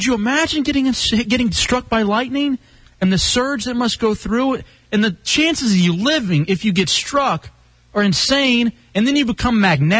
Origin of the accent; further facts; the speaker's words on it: Texas, United States; I grew up in Texas